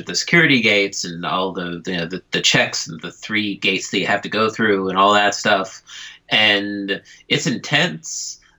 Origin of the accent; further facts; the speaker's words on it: Philadelphia, Pennsylvania, United States; now in Japan; I'm from Philadelphia